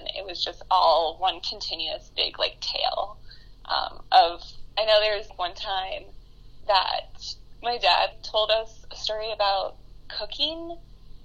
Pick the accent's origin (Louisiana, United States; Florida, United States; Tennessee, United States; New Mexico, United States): Florida, United States; Sebastian; moved away as an adult; also born or lived in St. Augustine, Florida / Indiana; I was born and raised in Sebastian, Florida